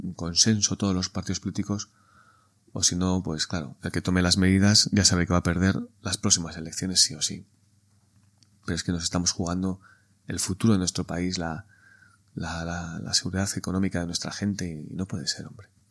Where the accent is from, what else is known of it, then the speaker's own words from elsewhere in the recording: Spain; somos españoles